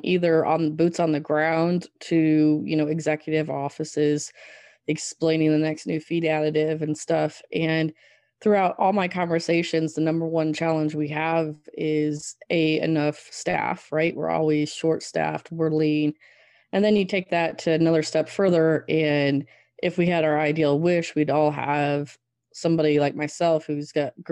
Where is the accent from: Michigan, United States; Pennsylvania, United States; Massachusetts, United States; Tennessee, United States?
Michigan, United States; Southwest; moved away as an adult; also born or lived in Wyoming; now in Arkansas, United States; born and raised in Southwest Michigan on a mixed crop and swine operation